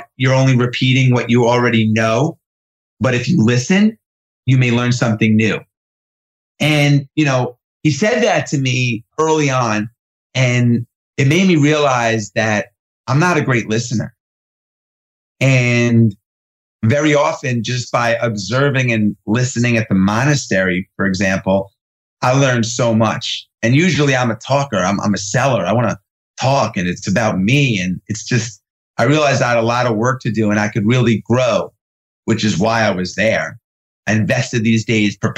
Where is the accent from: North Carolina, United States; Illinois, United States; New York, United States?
New York, United States; also born or lived in California; I grew up in New York in the 80s